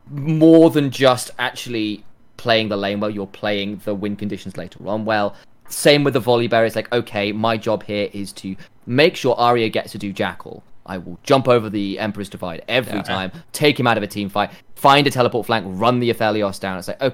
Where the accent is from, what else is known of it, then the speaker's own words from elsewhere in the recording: United Kingdom; Yeah, we're British here, so it's going to be actual chips.